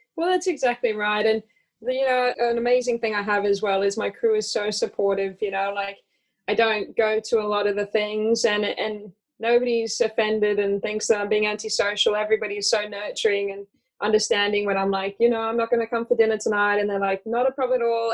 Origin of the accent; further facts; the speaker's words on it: Australia; accent: hybrid Australian; moved away; also born or lived in United States; I'm originally from the US, although I confuse people with my hybrid Australian accent. I grew up in Australia.